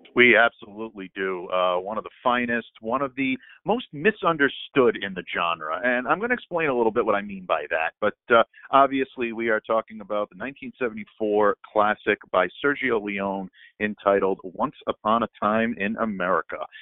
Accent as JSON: {"language": "English", "region": "Northeast", "country": "United States", "tie": "born or raised there", "said": "we grew up in the Northeast"}